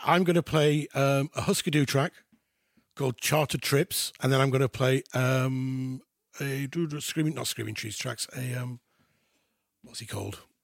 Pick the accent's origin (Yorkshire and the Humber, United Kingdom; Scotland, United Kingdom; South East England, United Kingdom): Yorkshire and the Humber, United Kingdom; Halifax; I'm from West Yorkshire. I'm from Halifax